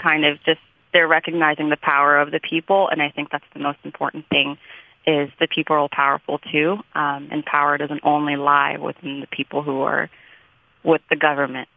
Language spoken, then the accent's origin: English; United States; also born or lived in Sudan; I'm American just as much as I am Sudanese